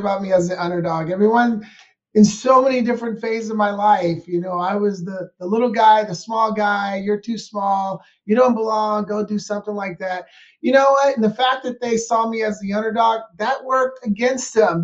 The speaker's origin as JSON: {"language": "English", "town": "Portland", "region": "Oregon", "country": "United States", "tie": "born or raised there", "moved": "yes", "lives_now": "Scottsdale, United States", "said": "I'm from born and raised in Portland, Oregon"}